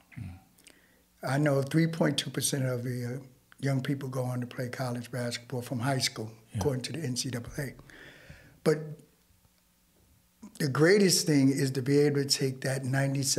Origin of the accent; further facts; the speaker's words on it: New York City, New York, United States; also born or lived in Brownsville, Brooklyn; I was raised in Bed-Stuy early on in my career.